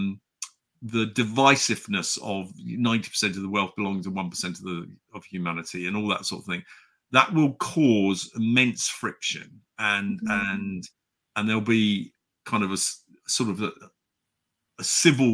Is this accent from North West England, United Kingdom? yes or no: no; Chipping Campden, South West England, United Kingdom; I grew up in the Cotswolds